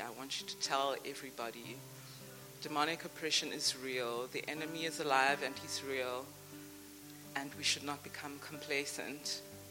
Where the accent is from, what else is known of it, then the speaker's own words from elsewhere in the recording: Durban, KwaZulu-Natal, South Africa; moved away as an adult; now in Cape Town, South Africa; Originally, I'm from Durban